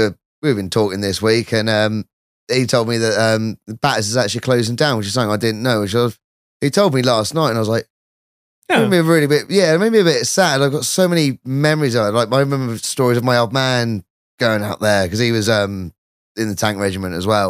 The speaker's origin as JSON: {"language": "English", "region": "South East England", "country": "United Kingdom", "said": "So, see, I'm not actually from around here. I'm from Kent."}